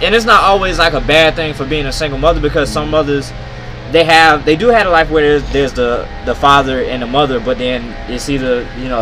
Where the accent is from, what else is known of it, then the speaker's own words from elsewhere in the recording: Hemingway, South Carolina, United States; growing up in Hemingway, like, when we was living in projects